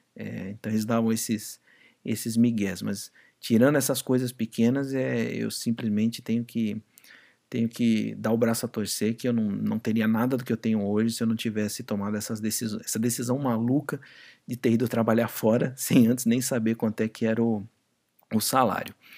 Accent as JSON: {"language": "Portuguese", "country": "Brazil", "said": "aqui no Brasil"}